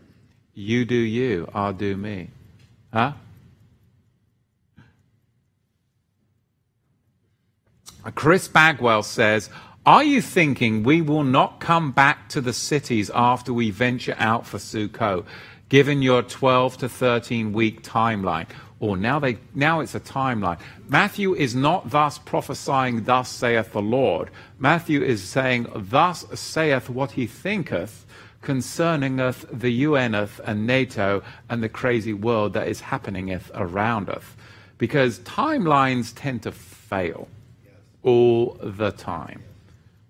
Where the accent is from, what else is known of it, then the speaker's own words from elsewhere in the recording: England, United Kingdom; I'm white and I'm from England